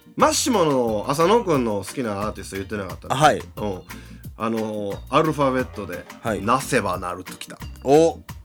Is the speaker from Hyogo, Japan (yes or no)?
yes; Hyogo, Japan; 地元兵庫から